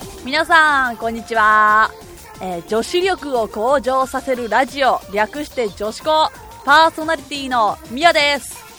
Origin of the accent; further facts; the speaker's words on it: Kobe, Hyogo, Japan; 私神戸出身で今神戸に住んでるんですけれども